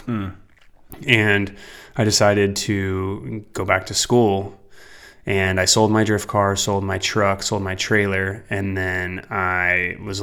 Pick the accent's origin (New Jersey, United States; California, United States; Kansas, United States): California, United States; Fairfield; also born or lived in Walnut Creek, California / Benicia, California; I was born in Walnut Creek, but I lived most of my life in Fairfield, California